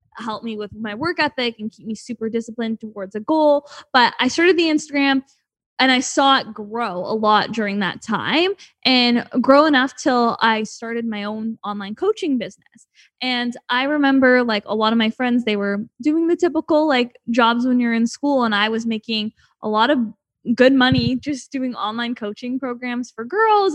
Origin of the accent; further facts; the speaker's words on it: Canada; moved away as an adult; now in Los Angeles, United States; I'm from Canada